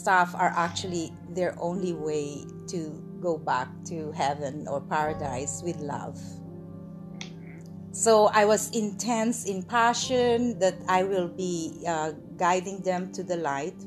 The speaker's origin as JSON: {"language": "English", "country": "Philippines", "tie": "born or raised there", "also_born_or_lived": "Gapan, Nueva Ecija, Philippines / Manila, Philippines", "said": "I was born in Philippines by my amazing mother"}